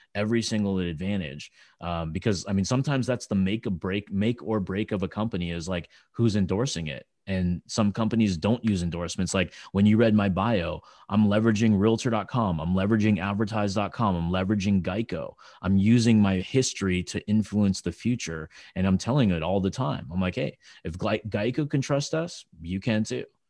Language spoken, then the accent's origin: English; California, United States; I'm from California